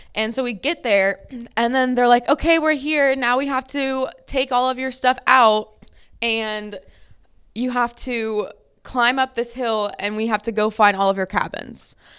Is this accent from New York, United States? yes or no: no; Lafayette, Louisiana, United States; I'm from Lafayette, Louisiana, which is below sea level